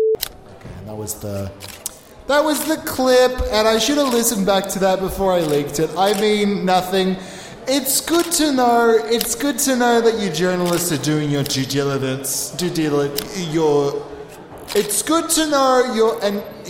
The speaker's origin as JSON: {"language": "English", "country": "Australia", "said": "I'm Australian, I know all the things. I'm true blue."}